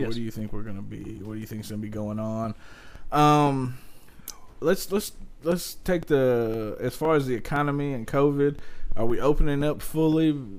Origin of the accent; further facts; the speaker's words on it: Detroit, Michigan, United States; I know about this. I'm from Detroit.